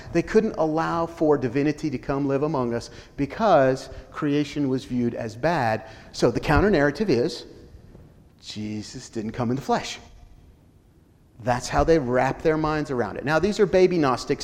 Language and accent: English; Colorado, United States; When I grew up in Colorado, small Baptist church